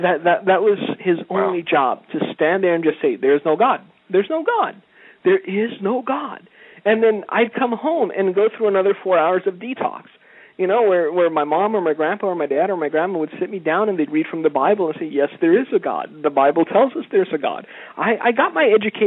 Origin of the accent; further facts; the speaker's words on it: Romania; moved away; I was a child in a village in Romania